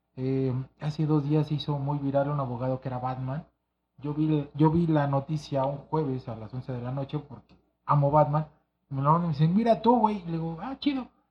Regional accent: Mexico City, Mexico; yo crecí en Santa María de la Ribera

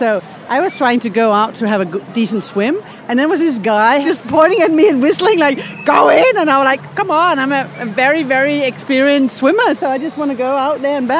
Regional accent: Denmark; And I'm from Denmark, too

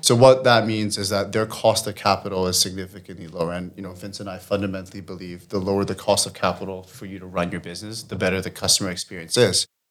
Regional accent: Singapore; moved away as an adult; now in England, United Kingdom; I'm from Singapore originally, but I've been in England for about nine years now

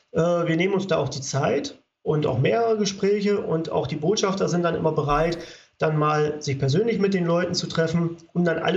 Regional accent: Saxony, Germany; ich komme ja jetzt hier aus Sachsen.

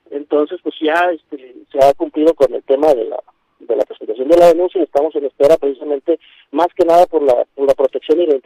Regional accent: Mexico; como, ciudadanos, como mexicanos, hablando particularmente de nuestro país

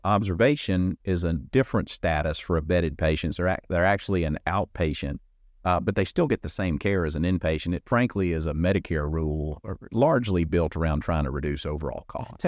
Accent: Alabama, United States; moved away as an adult; I grew up in Alabama

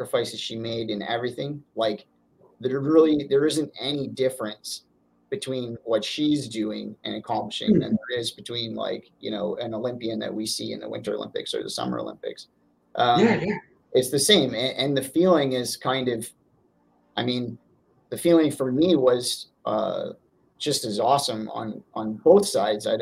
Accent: Northern Ontario, Canada; I'm from Northern Ontario

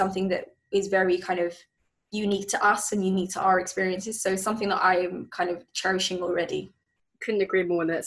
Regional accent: London, United Kingdom; I'm a Londoner as well

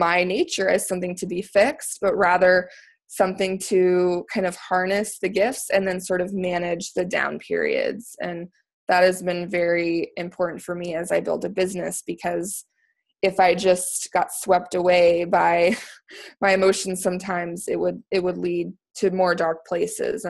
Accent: Texas, United States; moved away as an adult; also born or lived in Washington, D.C. area; now in Maryland, United States; I'm actually originally from Texas, moved to the DC area for law school

